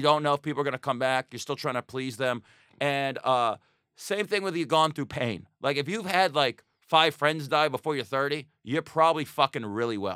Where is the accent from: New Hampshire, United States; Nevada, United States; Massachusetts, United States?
Nevada, United States; Las Vegas; moved away; also born or lived in Astoria; I'm from Vegas, if people don't know this. I grew up with gambling.